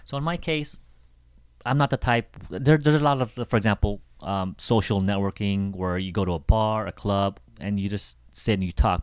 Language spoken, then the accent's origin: English; Seattle, Washington, United States; I come from Seattle